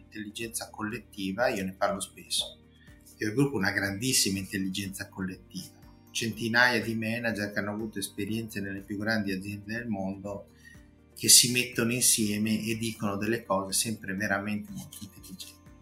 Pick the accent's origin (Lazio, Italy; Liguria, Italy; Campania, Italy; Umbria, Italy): Liguria, Italy; La Spezia; Io sono di La Spezia